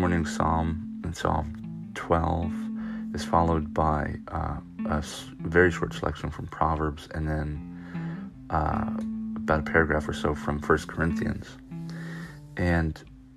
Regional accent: Orange County, California, United States; moved away as an adult; now in Knoxville, Maryland, United States; I grew up in Orange County

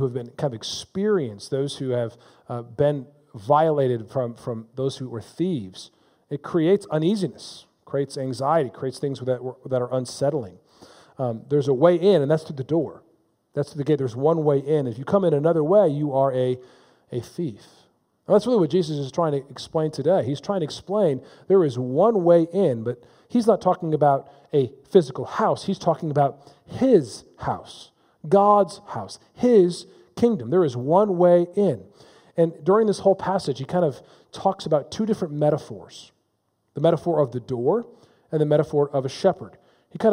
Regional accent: Palatine, Illinois, United States; I grew up in Palatine, Illinois

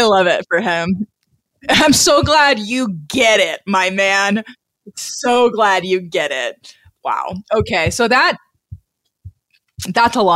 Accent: Missouri, United States; I'm also from Missouri

